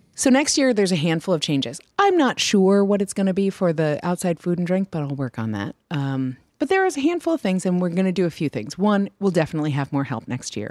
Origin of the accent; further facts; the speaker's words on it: New York City, New York, United States; I grew up in New York City